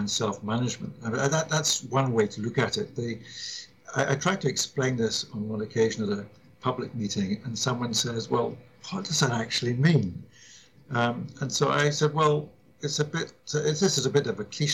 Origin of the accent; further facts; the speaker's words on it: Scotland, United Kingdom; I grew up abroad, as it happens, but I was sent back to my home country, Scotland, for my education from the age of 10.